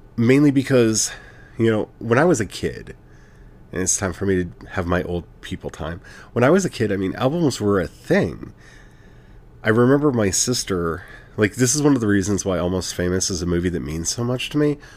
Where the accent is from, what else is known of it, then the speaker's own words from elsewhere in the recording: United States; as an American, with everything that's going on in my country